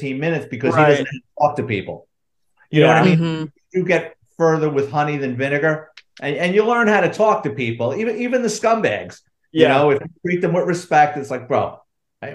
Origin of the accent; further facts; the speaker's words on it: New York City, New York, United States; I grew up in the Bronx